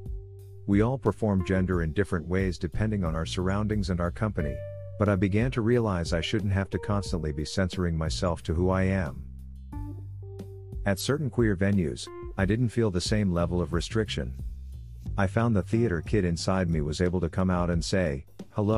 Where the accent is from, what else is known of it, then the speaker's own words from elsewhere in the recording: Nova Scotia, Canada; now in Victoria, Canada; Growing up in Nova Scotia, pub culture was a big part of my life